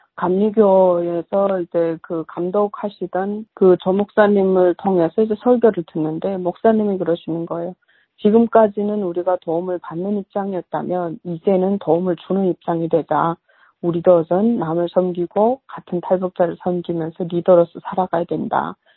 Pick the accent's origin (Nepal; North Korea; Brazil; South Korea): North Korea; also born or lived in China; now in United States; 북한에서 태어난 다는 것 자체가 나는 수치스럽게 생각하니.